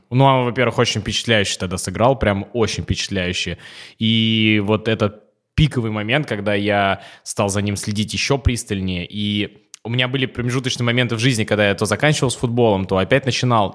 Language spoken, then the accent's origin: Russian; Dzerzhinsk, Nizhny Novgorod Oblast, Russia; я из Дзержинска, это Нижегородская область